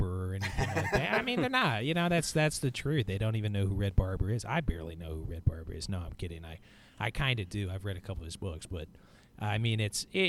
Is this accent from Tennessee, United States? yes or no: no; St. Louis, Missouri, United States; I grew up in St. Louis